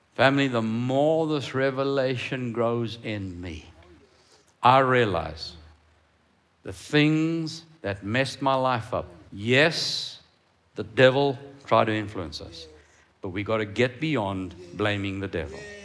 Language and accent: English; Cape Town, Western Cape, South Africa; I grew up in Cape Town